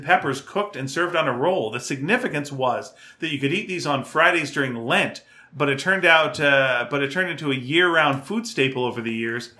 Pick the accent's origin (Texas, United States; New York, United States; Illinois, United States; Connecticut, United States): Texas, United States; Mesquite; The closest I've gotten to this was when I was growing up in Mesquite and I would disappear all day on my bike.